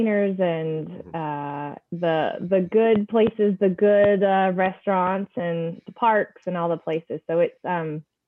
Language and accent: English; Atlanta, Georgia, United States; moved away as an adult; also born or lived in New York; now in Charlotte, United States; originally I'm from Atlanta. That's where we were for many years